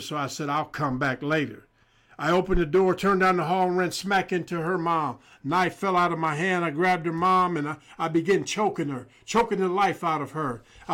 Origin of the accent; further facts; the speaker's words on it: Indiana, United States; moved away as an adult; also born or lived in Arizona; I'm from Indiana, came out of high school playing basketball, went to a school in Kansas